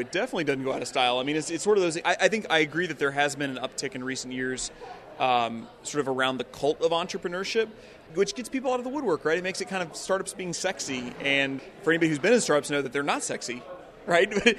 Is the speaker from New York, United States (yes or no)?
no; East St. Louis, Illinois, United States; I'm from East Saint Louis, which I think is one of the greatest cities in America